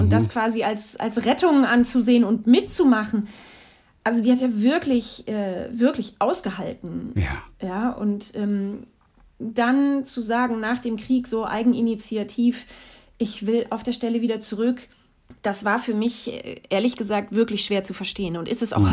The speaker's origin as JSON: {"language": "German", "region": "North Rhine-Westphalia", "country": "Germany", "tie": "born or raised there", "also_born_or_lived": "Stuttgart / Mecklenburg-Vorpommern", "lives_now": "Cologne, Germany", "said": "aber ich bin im Rheinland aufgewachsen"}